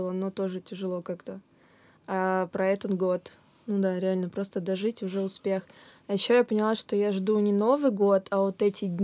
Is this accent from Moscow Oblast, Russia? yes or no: yes; Ramenskoye, Moscow Oblast, Russia; я вот из Раменского, и мне все говорят, хороший город.